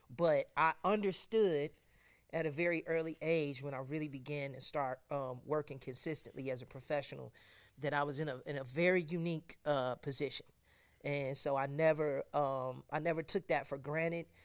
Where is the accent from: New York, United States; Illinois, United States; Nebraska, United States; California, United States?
Illinois, United States; Chicago; my, my family and I, we hail from Chicago.